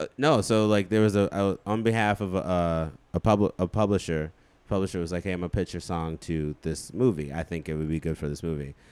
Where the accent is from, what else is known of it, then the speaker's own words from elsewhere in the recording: Chicago, Illinois, United States; also born or lived in Hammond, Indiana; I grew up where Common grew up